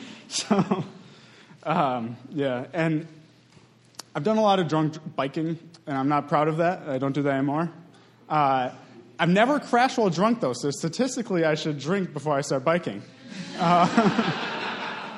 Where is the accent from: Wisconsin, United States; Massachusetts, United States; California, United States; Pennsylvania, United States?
Wisconsin, United States; Madison; I grew up in Madison, about a block from Camp Randall